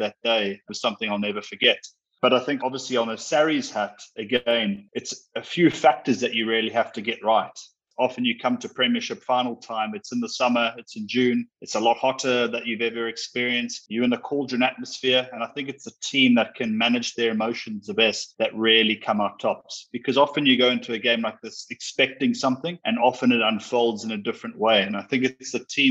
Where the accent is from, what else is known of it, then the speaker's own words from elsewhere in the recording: South Africa; even as a kid growing up in South Africa